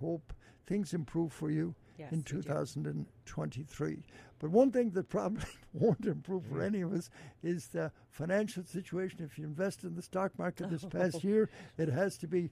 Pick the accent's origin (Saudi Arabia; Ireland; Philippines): Ireland; Ballina, Connacht; now in Cleveland, United States; my hometown of Ballina